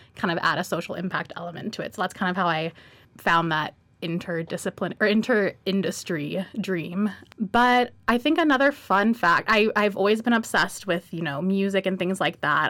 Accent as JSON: {"language": "English", "town": "Atlanta", "region": "Georgia", "country": "United States", "tie": "born or raised there", "also_born_or_lived": "Miami", "moved": "yes", "said": "I was born in Miami, grew up in Atlanta"}